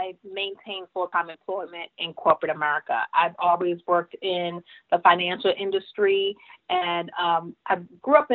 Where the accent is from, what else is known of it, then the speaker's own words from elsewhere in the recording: New York City, New York, United States; I was born and raised in Brooklyn, New York